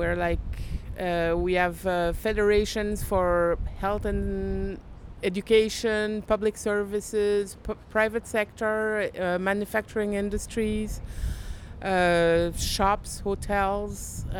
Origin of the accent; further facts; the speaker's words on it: Montreal, Quebec, Canada; I'm from Montreal in Quebec.